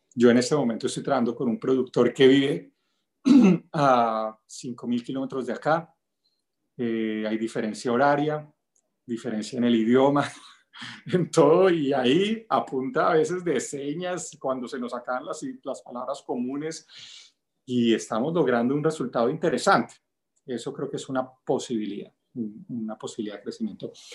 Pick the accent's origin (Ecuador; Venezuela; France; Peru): Venezuela; El Limón; moved away; also born or lived in Bogotá, Colombia; Nací pues en Bogotá, pero crecí en un pueblito de la costa venezolana que se llama El Limón